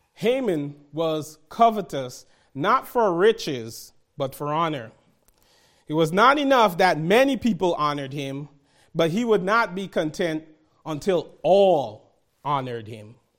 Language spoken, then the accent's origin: English; New York City, New York, United States; growing up in Brooklyn, New York, where gangs existed